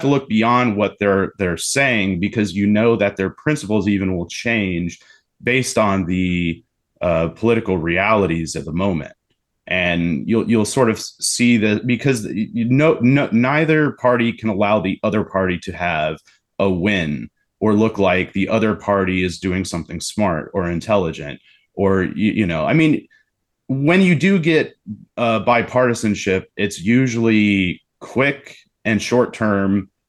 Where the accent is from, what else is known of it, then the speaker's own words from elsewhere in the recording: United States; I'm still an American.